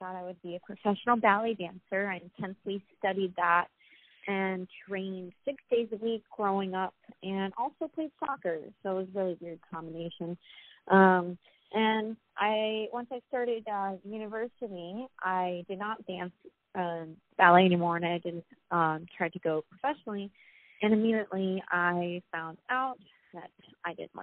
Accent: Florida, United States; now in Los Angeles, United States; I'm from Florida, 21 years old

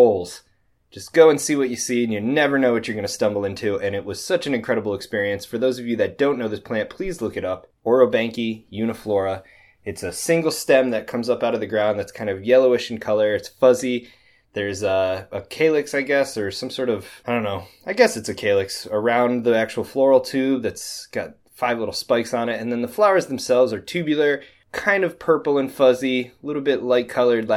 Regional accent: New York, United States; now in Illinois, United States; my home state of New York. I moved out here

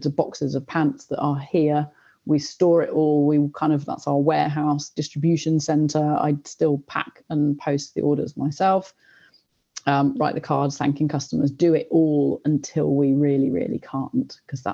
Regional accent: Oxford, South East England, United Kingdom; I grew up in Oxford. I was at school here.

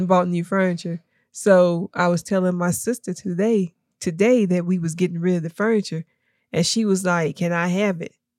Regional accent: Tennessee, United States; also born or lived in Kentucky / Knoxville; we moved to Tennessee, um, probably, I think, when I was about three or four

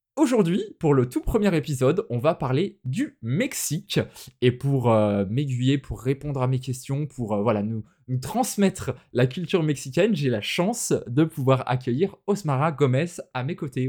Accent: France; chez nous en France

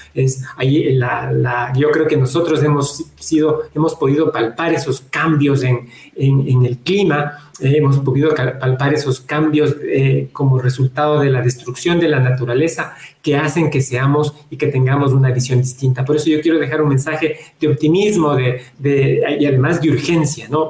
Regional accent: Ecuador; Nosotros como ecuatorianos

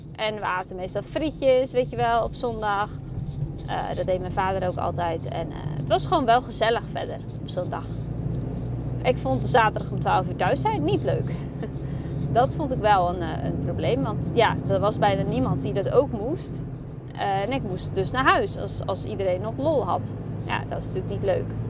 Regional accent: Zeeland, Netherlands; Ik kom uit Zeeland. Ook dan nog Zeeuwse, eh, van het platteland. Zeeuws meisje

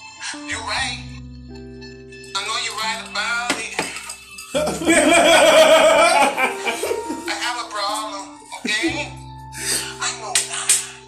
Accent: Dominican Republic; I'm from the Dominican Republic, okay? All I know is I was a little kid.

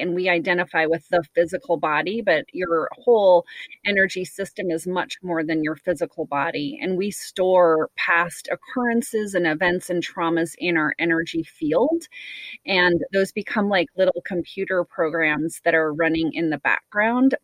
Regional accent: United States; I'm American, and so I do feel like this society that I live

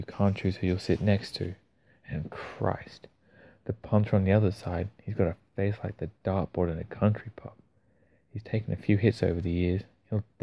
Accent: Australia; accent: Australian; as an Australian reading Australian poetry

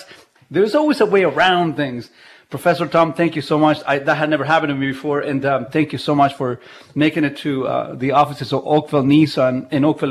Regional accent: Chile; English is a second language; now in Canada; I was born in Chile, so I have Chilean heritage.

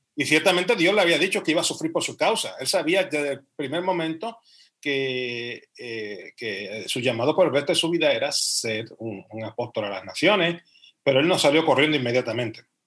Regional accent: Puerto Rico; moved away as an adult; now in Spain; después de 32 años, pues regresar a mi tierra.

